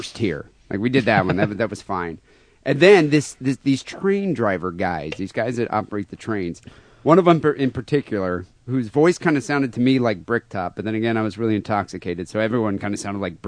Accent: United States; I'm a 36-year-old American.

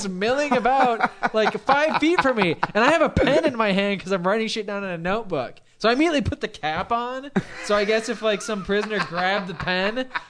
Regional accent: Long Beach, California, United States; I'm from Long Beach.

